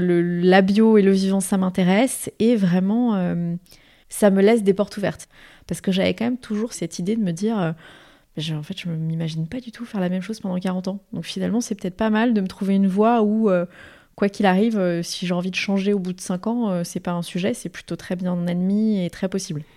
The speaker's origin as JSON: {"language": "French", "area": "Paris region", "region": "Île-de-France", "country": "France", "tie": "born or raised there", "said": "j'ai grandi en région parisienne, euh, mais avec un ancrage familial très fort dans le sud de la France"}